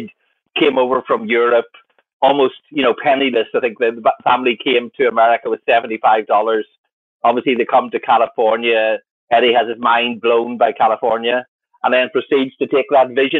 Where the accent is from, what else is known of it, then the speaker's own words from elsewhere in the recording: Northern Ireland, United Kingdom; I grew up in Ireland, but Ireland in the early 1980s